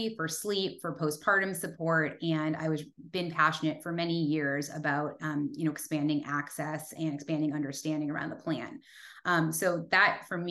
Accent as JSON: {"language": "English", "region": "Massachusetts", "country": "United States", "tie": "born or raised there", "moved": "yes", "lives_now": "California, United States", "said": "I was born and raised in Massachusetts"}